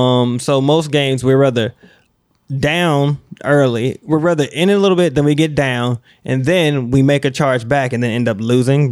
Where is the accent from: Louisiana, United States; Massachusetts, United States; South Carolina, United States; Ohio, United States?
South Carolina, United States; I grew up mostly in South Carolina.